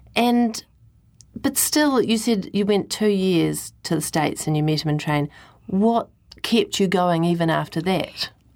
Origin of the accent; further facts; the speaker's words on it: New Zealand; as a Kiwi